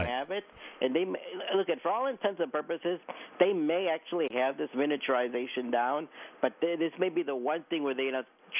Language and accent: English; Los Angeles, California, United States; I partially grew up in Los Angeles.